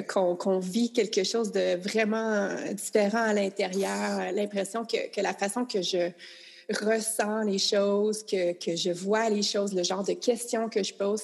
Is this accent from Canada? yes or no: yes; Quebec, Canada; je suis canadienne, je suis québécoise, ma langue est ici, ma culture est ici